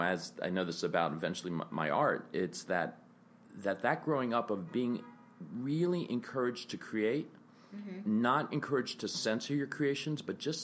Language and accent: English; New York City, New York, United States; growing up in the village, right? Like I wasn't growing up in the Bible Belt